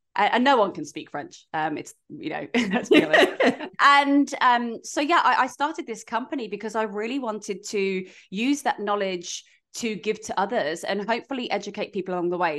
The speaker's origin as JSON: {"language": "English", "country": "United Kingdom", "moved": "yes", "lives_now": "Australia", "said": "we're British"}